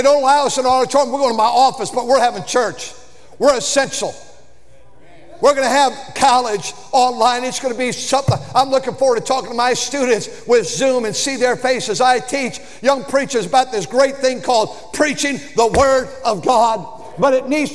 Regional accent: United States; I grew up where every day we stood in public school in this area

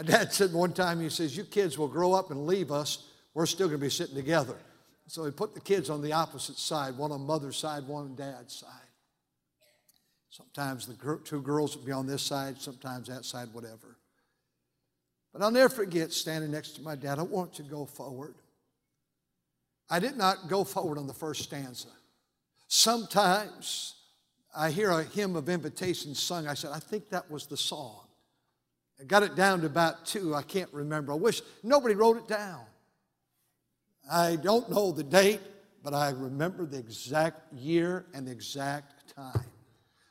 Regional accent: Fremont, California, United States; I grew up just about 15 minutes from here in a city now called Fremont

